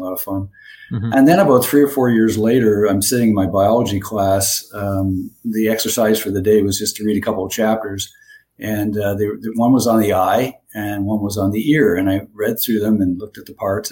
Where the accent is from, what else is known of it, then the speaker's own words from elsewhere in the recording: Toronto, Ontario, Canada; moved away as an adult; also born or lived in Florida; now in Bradenton, United States; I'm originally from Toronto, Canada. I grew up there and was trained there